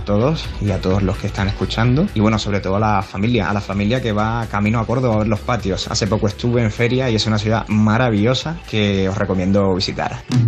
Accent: Cuba; now in Madrid, Spain; de Cuba, pero bueno, vivo aquí en Madrid, así que madrileño de corazón

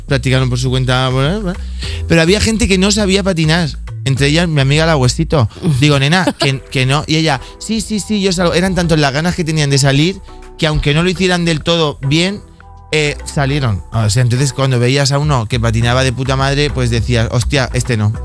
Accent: Bigastro, Valencian Community, Spain; yo soy de Bigastro, un pueblecito que está muy cerquita de Torrevieja, zona costera, el levante español

